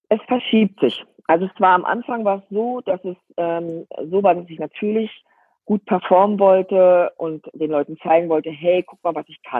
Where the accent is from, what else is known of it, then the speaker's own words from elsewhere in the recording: East Germany, Germany; ich bin ja 45 und ich bin groß geworden in der DDR. Und da in der DDR gab, war Sport was ganz Spezielles.